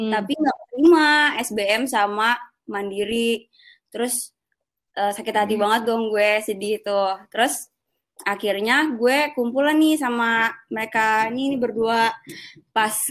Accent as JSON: {"language": "Indonesian", "town": "Cibubur", "region": "Jakarta", "country": "Indonesia", "said": "Gue asalnya dari Cibubur, rumah gue di Cibubur."}